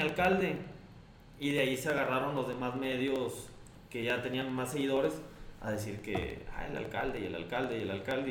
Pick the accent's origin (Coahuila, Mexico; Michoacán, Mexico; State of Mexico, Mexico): Coahuila, Mexico; Monclova; now in Saltillo, Mexico; llegué a Saltillo aquí en el 91. Soy de Monclova, Coahuila.